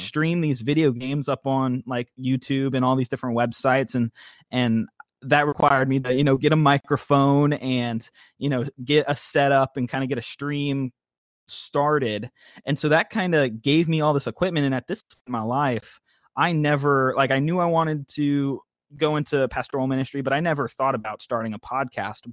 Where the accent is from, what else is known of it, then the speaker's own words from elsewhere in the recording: Tampa, Florida, United States; moved away as an adult; now in North Carolina, United States; I was born in Tampa, Florida. Grew up all my life there, all short twenty years